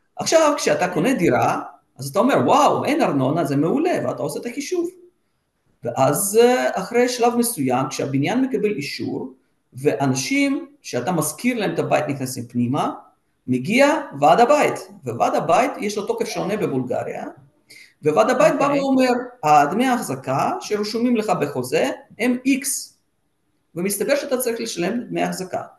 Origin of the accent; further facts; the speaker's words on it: Israel; now in Sofia, Bulgaria; אנחנו, עם ישראל